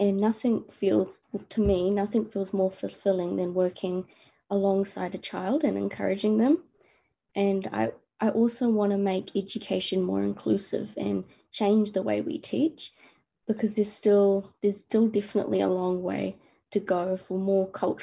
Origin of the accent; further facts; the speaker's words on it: Christchurch, Canterbury, New Zealand; I was born here in Christchurch